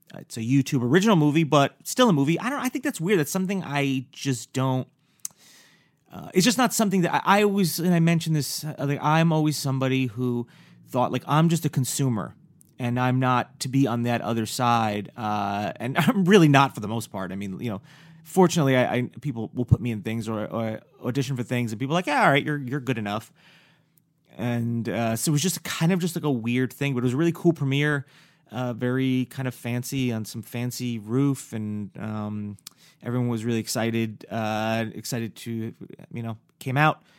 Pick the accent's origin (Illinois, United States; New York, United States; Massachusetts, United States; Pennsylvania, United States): New York, United States; I'm from New York